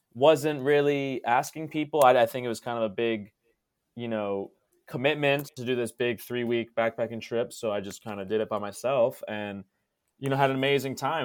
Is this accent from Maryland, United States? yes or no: yes; Maryland, United States; moved away as an adult; also born or lived in Spain; now in South Korea